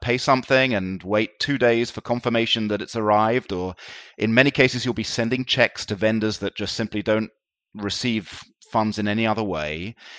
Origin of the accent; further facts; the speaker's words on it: London, United Kingdom; moved away as an adult; now in Tel Aviv, Israel; I, uh, grew up in London, and I went to school in London